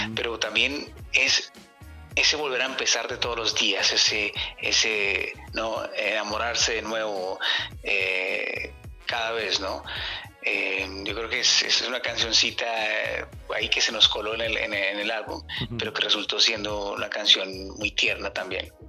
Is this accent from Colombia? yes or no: yes; Colombia; now in Canada; saliendo de, Colombia, ¿no? recordando eh, mi tierra